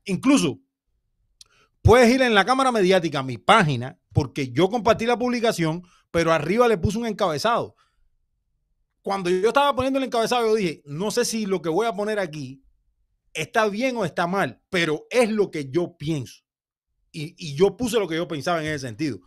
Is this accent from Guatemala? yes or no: no; Cuba; yo como cubano